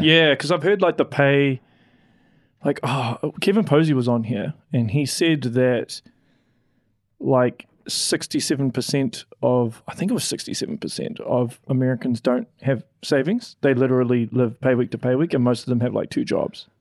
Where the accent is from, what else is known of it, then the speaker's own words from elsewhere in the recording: Auckland, New Zealand; moved away as an adult; I'm from West Auckland